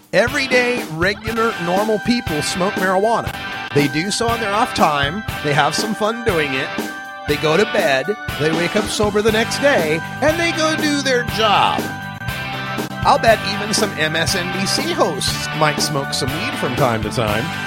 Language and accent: English; Idaho, United States; my home state of Idaho